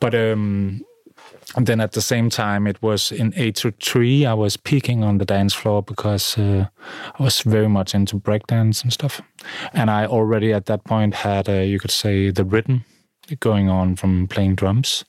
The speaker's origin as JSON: {"language": "English", "area": "middle of Jutland", "region": "Central Denmark Region", "country": "Denmark", "tie": "born or raised there", "also_born_or_lived": "London", "moved": "yes", "lives_now": "Copenhagen, Denmark", "said": "I'm from the middle of Jutland in a small town"}